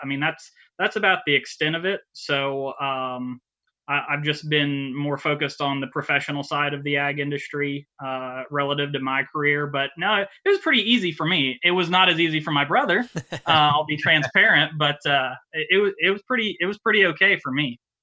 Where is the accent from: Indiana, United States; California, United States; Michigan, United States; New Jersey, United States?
Indiana, United States; Monrovia; I grew up in Monrovia, Indiana. Uh, still live here.